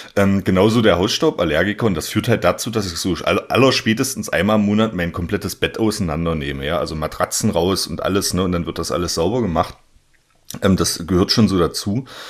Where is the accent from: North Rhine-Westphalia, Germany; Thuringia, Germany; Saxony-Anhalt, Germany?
Saxony-Anhalt, Germany; southeast; moved away; ich komme ja ursprünglich aus Sachsen-Anhalt, aus dem Südosten Sachsen-Anhalts, ähm, aus dem Zweistromland zwischen Elbe und Mulde